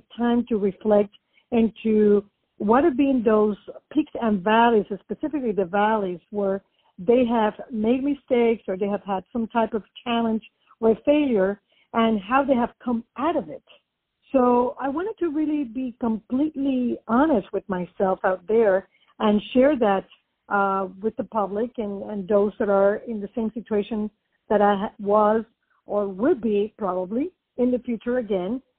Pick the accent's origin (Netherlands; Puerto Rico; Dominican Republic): Puerto Rico; also born or lived in New York; now in Florida, United States; I was born and raised in Puerto Rico